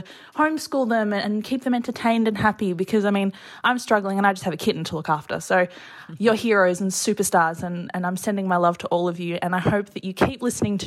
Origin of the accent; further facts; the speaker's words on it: Melbourne, Victoria, Australia; now in Sydney, Australia; I'm from Melbourne originally and I live in Sydney now